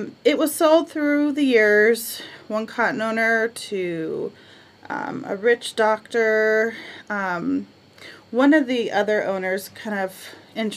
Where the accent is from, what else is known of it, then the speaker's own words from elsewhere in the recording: Arizona, United States; we're from the Southwest, Arizona